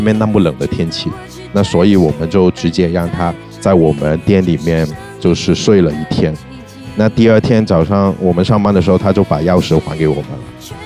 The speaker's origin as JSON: {"language": "Chinese", "country": "Hong Kong", "moved": "yes", "lives_now": "Shanghai, China", "said": "我是香港人嘛，嗯。我对香港的音乐还是，呃，香港背景的音乐还是挺，挺重视的"}